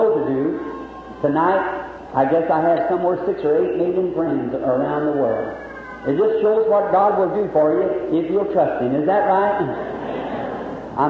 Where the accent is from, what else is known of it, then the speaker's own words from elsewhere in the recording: Jeffersonville, Indiana, United States; also born or lived in Cumberland County, Kentucky; I am very happy to be in my hometown